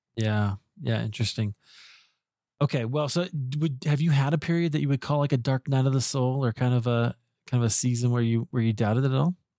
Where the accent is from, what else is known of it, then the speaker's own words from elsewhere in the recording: Des Moines, Iowa, United States; I grew up in Iowa, I grew up in Des Moines